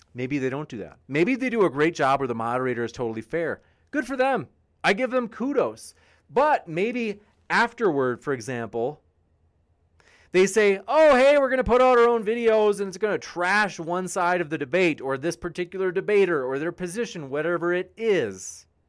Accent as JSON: {"language": "English", "region": "Wisconsin", "country": "United States", "tie": "born or raised there", "said": "Wisconsin, my home state"}